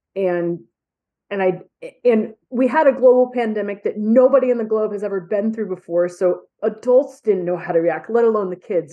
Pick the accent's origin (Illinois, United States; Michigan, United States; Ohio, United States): Michigan, United States; I'm a graduate, graduate from Western and I'm from Michigan